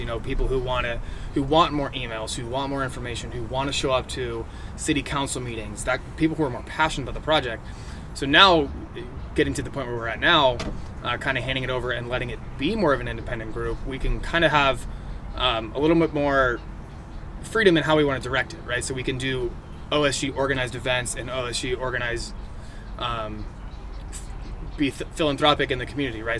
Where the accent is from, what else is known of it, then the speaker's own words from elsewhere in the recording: Encinitas, California, United States; I grew up, born and raised in Encinitas.